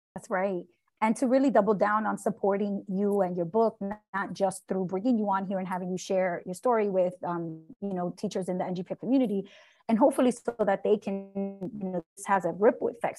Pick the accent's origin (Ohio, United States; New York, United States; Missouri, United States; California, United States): New York, United States; New York City; As a fellow New Yorker, I, I grew up in Brooklyn